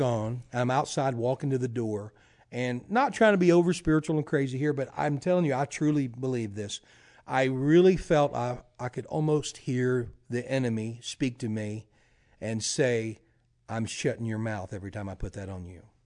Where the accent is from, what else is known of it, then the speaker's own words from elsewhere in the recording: Louisiana, United States; now in Tulsa, United States; I'm from Louisiana